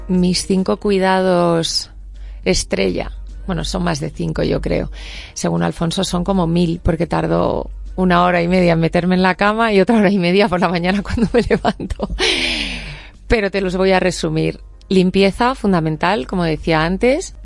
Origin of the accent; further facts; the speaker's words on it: Spain; no soy latina, que soy española